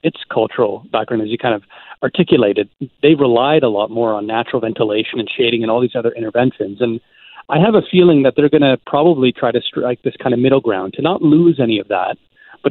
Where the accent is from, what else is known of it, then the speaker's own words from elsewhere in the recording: Ontario, Canada; now in Vancouver, Canada; I grew up in Ontario